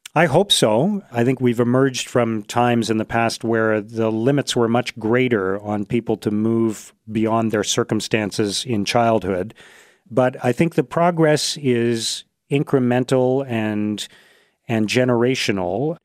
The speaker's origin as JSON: {"language": "English", "country": "Canada", "tie": "born or raised there", "said": "born in Canada, as I was"}